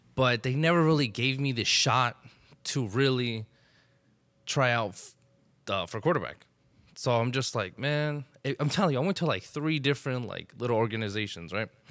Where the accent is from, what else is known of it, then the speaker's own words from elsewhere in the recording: Elizabeth, New Jersey, United States; I grew up in Elizabeth